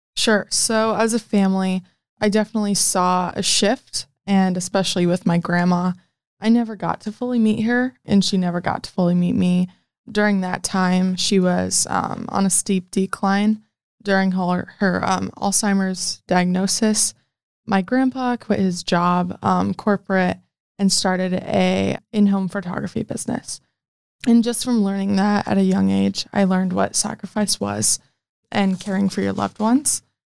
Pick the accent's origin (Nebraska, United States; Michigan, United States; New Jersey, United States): Nebraska, United States; Omaha; I am from Omaha, Nebraska